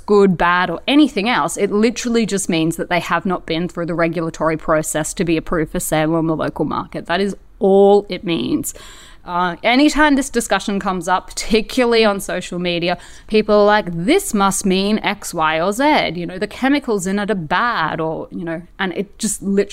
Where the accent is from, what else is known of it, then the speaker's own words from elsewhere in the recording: Brisbane, Queensland, Australia; moved away; Brisbane, in case you don't know already, is actually where I was born. It's my hometown.